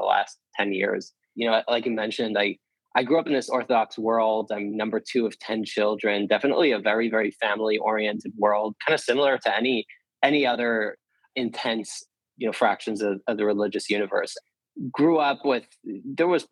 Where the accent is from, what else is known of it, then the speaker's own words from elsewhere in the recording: New Jersey, United States; I grew up in New Jersey